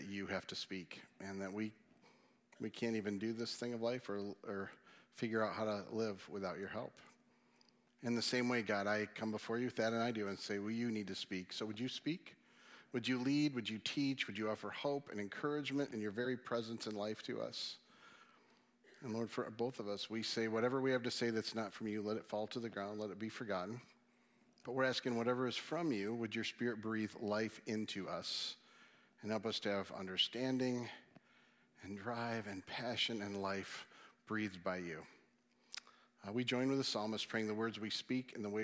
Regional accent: Michigan, United States; being from Michigan

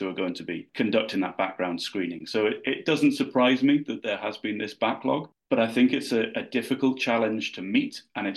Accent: United Kingdom; moved away as an adult; now in New Brunswick, Canada; I originally hail from the other side of the pond

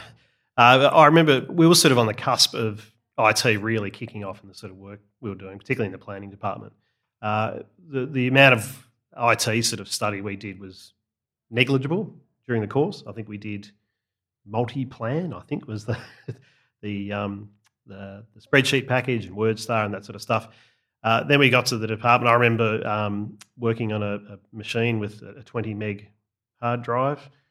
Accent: Australia; I'm an Australian.

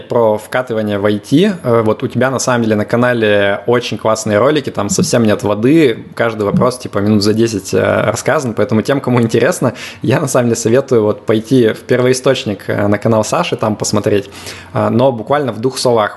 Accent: Yekaterinburg, Sverdlovsk Oblast, Russia; moved away as an adult; now in Limassol, Cyprus; я тоже из Екатеринбурга

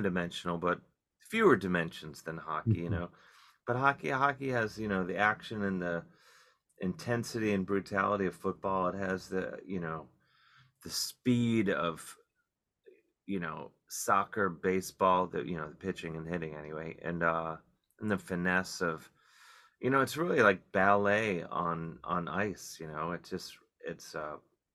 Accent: Cleveland, Ohio, United States; now in New York City, United States; growing up in Cleveland

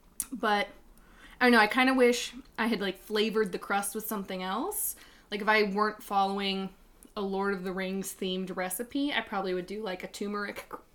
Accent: North Carolina, United States; now in Chicago, United States; I'm from North Carolina

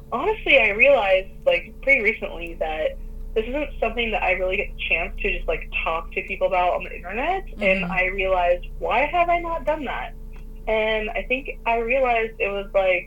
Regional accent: United States; I'm an American

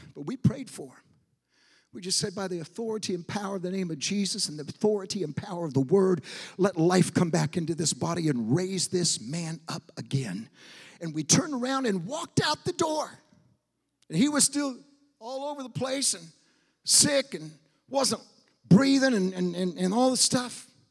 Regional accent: Portland, Oregon, United States; moved away; also born or lived in Argentina; I was born in Portland, Oregon

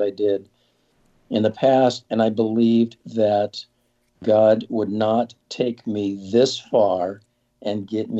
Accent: Southern California, United States; I grew up in Southern California

